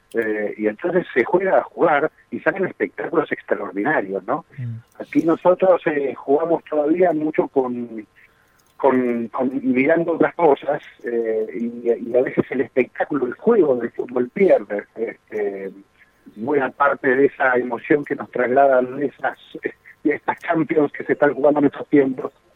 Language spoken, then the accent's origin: Spanish; Argentina; somos históricamente un país futbolero